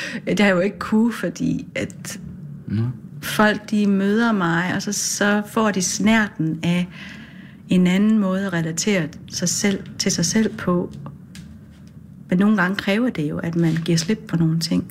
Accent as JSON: {"language": "Danish", "town": "Gedsted", "region": "North Denmark Region", "country": "Denmark", "tie": "born or raised there", "also_born_or_lived": "Aarhus / Farsø", "said": "har jeg vokset op i en lille bit by ude ved Limfjorden"}